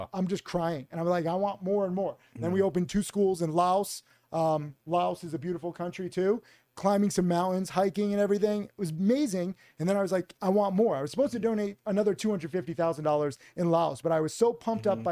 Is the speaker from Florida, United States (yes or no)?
no; Connecticut, United States; moved away; also born or lived in Miami; I grew up in Connecticut.